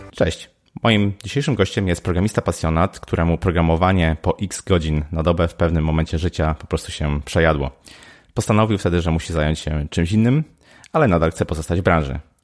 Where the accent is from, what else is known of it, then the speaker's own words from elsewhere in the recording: Poznań, Greater Poland, Poland; ja jestem z Poznania